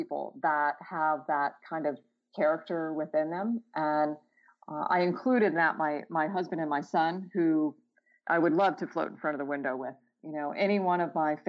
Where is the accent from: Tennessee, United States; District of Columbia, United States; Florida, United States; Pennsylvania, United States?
Florida, United States; Clearwater; also born or lived in Albany, New York; I was born in Albany, but my parents moved to Florida when I was about a year old. So while I can claim it as my place of birth, I really can't claim it as my hometown or where I grew up, but have visited there quite often with my relatives. Where I grew up in Florida, Clearwater, Florida, on the West Coast